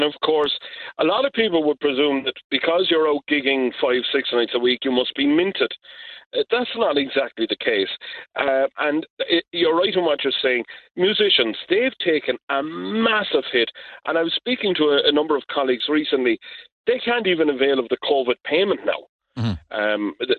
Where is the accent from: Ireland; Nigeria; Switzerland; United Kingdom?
Ireland; We're going to get through this, because we're the Irish.